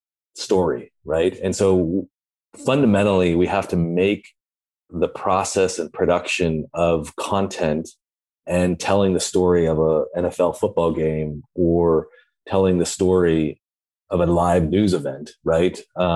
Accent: Santa Cruz, California, United States; I grew up in Santa Cruz, California, so I've been surfing for most of my life, but I live down in the South Bay in Los Angeles.

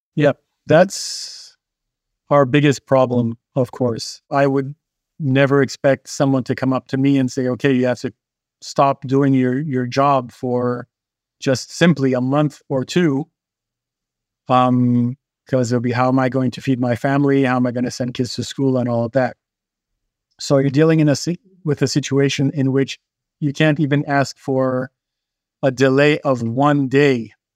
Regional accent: Haiti; To me, being a kid growing up in Haiti

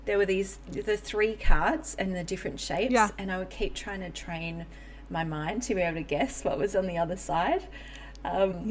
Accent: Melbourne, Victoria, Australia; I grew up in Melbourne, Australia

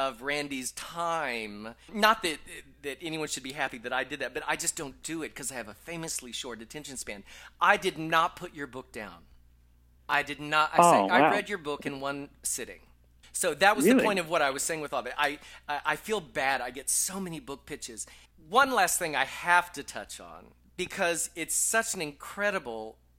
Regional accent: Texas, United States; moved away as an adult; also born or lived in upstate New York / New York / Los Angeles; now in Las Vegas, United States; I'm a little blonde kid from Texas

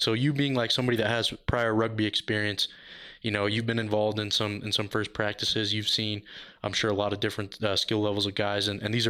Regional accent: Denver, Colorado, United States; because I'm from here. Like, I'm born and raised in Denver, so I'm used to it.

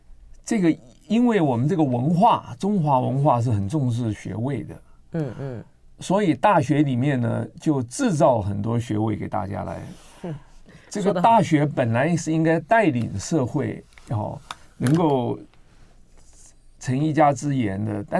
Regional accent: central and southern Taiwan, Taiwan; moved away as an adult; also born or lived in Nantou / Taichung / Tainan / United States; 我在南中南部长大，我台南一中

